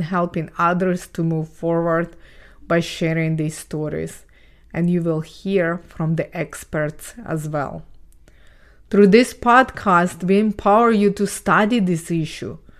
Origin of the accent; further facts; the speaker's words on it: Ukraine; English is a second language; moved away; I was born and raised in Ukraine